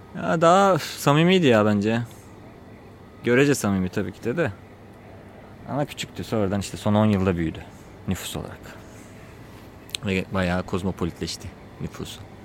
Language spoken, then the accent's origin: Turkish; Çatalca, Istanbul, Turkey; Oranın yerlisiyiz.